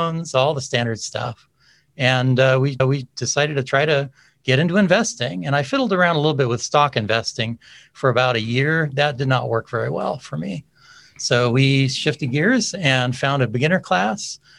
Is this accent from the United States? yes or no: yes; California, United States; now in Arizona, United States; we have been living in Arizona for a number of decades now. I come originally from California